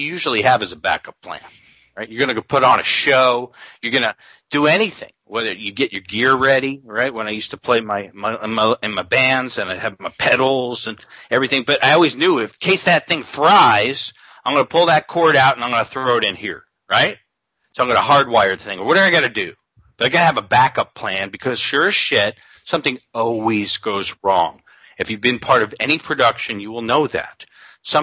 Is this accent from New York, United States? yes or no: yes; New York City, New York, United States; I'm from Queens, New York